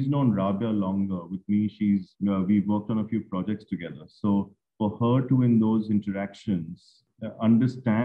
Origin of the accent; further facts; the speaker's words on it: Mumbai, Maharashtra, India; I'm from Bombay